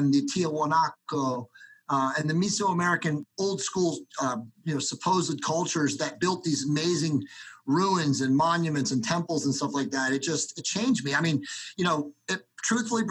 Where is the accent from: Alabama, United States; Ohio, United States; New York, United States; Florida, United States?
Ohio, United States; Cincinnati; I was born in Cincinnati, Ohio in 1971